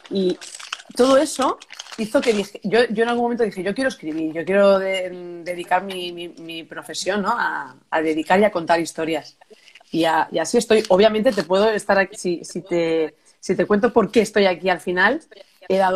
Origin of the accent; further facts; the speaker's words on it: Catalonia, Spain; moved away as an adult; also born or lived in Barcelona; now in Murcia, Spain; Y soy una catalana también que vive en Murcia por amor ahora mismo.